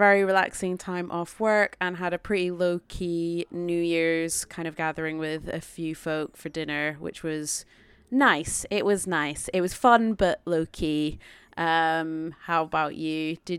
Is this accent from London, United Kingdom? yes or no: no; Scotland, United Kingdom; growing up in Scotland